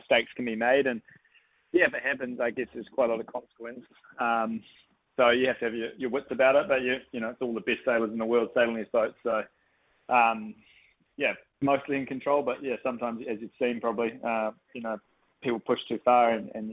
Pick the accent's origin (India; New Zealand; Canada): New Zealand; as a Kiwi